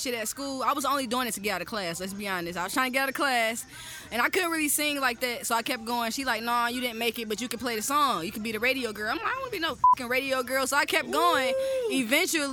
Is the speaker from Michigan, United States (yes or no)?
yes; Detroit, Michigan, United States; I actually was born and raised in Brightmoor